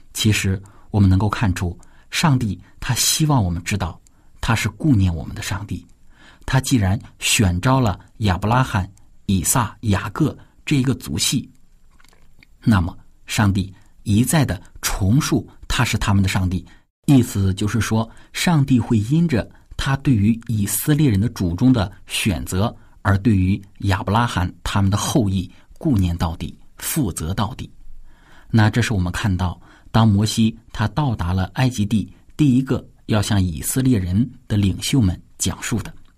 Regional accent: China; 我们中国人常说的一句话

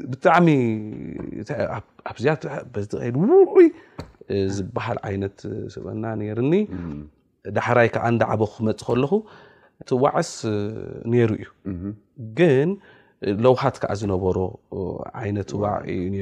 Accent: Asmara, Maekel, Eritrea; ኣነን ምዕባይ ሓወይን ኣብ ስመራኢና ተወሊድና

